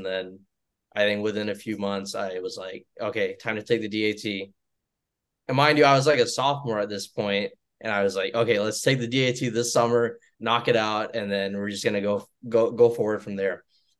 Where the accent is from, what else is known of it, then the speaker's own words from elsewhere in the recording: Troy, Alabama, United States; moved away as an adult; also born or lived in Georgia / North Carolina; now in Birmingham, United States; So I'm not from Birmingham. I'm from Troy, which is like 2.5 hours from here.